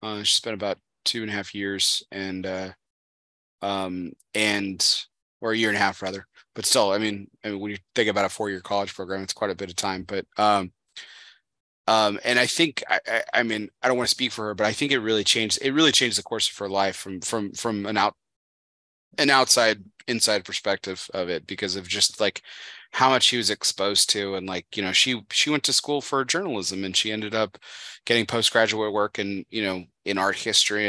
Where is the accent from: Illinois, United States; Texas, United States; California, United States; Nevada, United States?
Texas, United States; El Paso; I grew up in El Paso, Texas